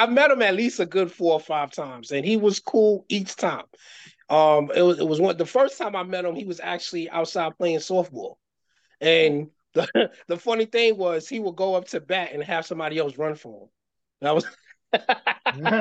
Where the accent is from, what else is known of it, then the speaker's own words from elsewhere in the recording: New York City, New York, United States; also born or lived in Bridgeport, Connecticut; We was from the same neighborhood growing up in the Bronx.